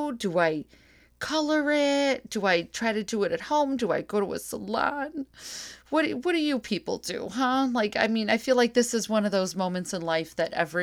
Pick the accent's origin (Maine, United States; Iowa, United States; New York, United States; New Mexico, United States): New York, United States; New Hartford; from upstate New York, like myself. I'm from New Hartford.